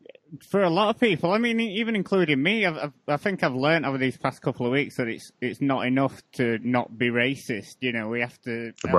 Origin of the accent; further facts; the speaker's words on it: United Kingdom; being white British